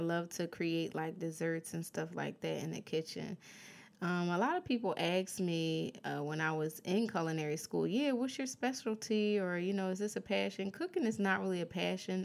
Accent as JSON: {"language": "English", "town": "Philadelphia", "region": "Pennsylvania", "country": "United States", "tie": "born or raised there", "moved": "as an adult", "lives_now": "California, United States", "said": "I was raised in Philly all of my life"}